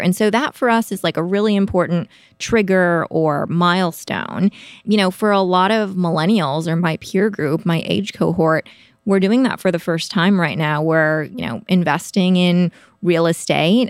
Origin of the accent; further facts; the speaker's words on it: Midwest, suburbs of Minneapolis, Minnesota, United States; moved away as an adult; also born or lived in Notre Dame, Indiana; now in San Francisco Bay Area, United States; I am a Midwesterner by background